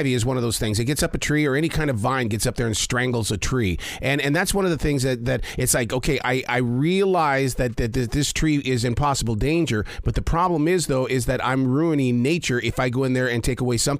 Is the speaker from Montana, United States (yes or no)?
yes; Montana, United States; also born or lived in Wyoming; growing up in Montana and Wyoming